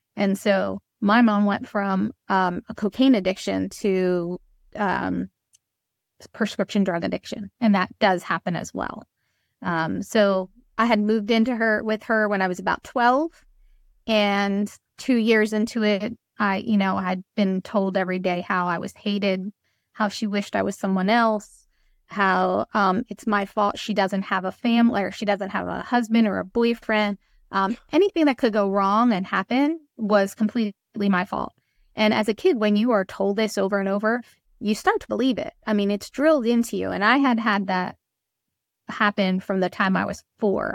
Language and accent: English; Trenton, New Jersey, United States; I'm from Trenton, New Jersey